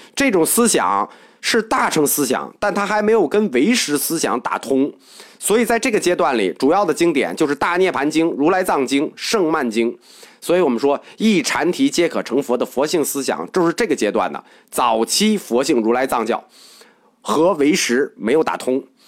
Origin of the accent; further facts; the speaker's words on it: China; 我们中国人